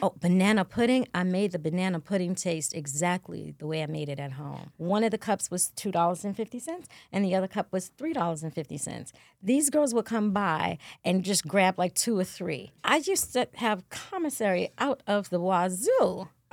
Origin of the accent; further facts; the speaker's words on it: New York City, New York, United States; also born or lived in Bronx, New York; I always say I'm from Queens, but I'm actually from the Bronx. and I represent Queens because we moved there